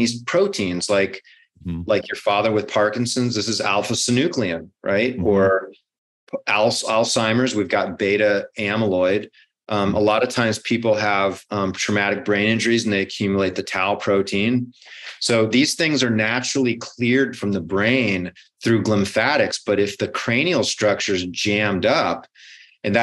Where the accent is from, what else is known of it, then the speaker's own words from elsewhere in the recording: Hawaii, United States; I grew up in Hawaii, so I had to, you know, fight the locals.